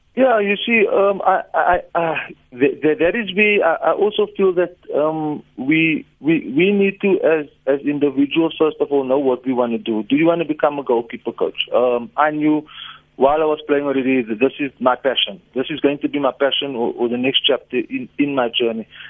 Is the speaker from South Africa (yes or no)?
yes; South Africa; I'm South African